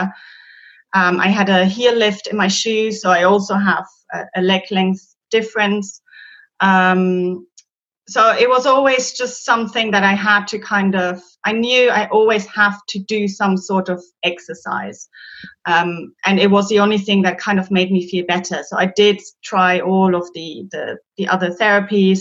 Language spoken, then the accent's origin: English; Germany; English is a second language; moved away as an adult; now in London, United Kingdom; I'm originally from Germany and I moved to London 15 years ago now